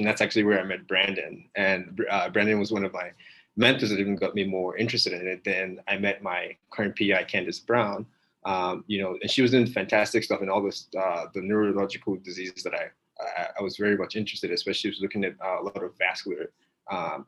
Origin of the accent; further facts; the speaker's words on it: Nigeria; moved away; also born or lived in West Virginia; I'm originally from Nigeria